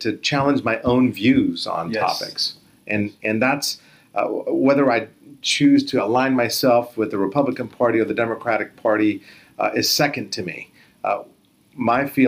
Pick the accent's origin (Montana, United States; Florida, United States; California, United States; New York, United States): California, United States; San Jose; also born or lived in Beirut, Lebanon; I was grew up right here in San Jose on Blossom Hill and Lean Avenue